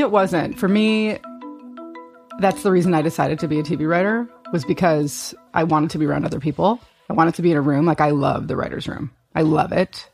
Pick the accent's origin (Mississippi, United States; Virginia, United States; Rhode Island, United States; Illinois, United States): Illinois, United States; Chicago; growing up in Chicago